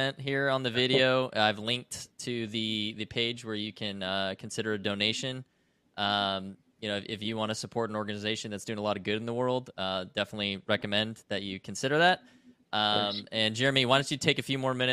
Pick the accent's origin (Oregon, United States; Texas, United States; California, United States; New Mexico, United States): Oregon, United States; now in Clarksville, United States; I'm from Oregon, but I live down in Tennessee.